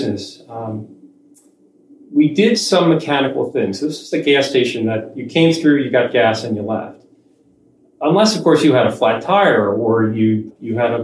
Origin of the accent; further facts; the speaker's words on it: Atlantic City, New Jersey, United States; I grew up in South Jersey near Atlantic City